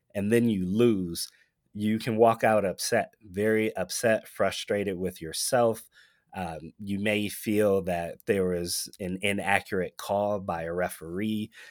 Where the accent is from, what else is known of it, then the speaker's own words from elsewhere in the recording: Michigan, United States; now in Nevada, United States; Michigan, my home state